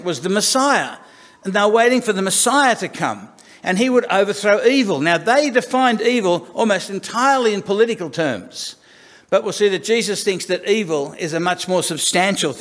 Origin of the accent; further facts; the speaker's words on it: Sydney, New South Wales, Australia; I was born in King's Cross because that sounds classier than Darlinghurst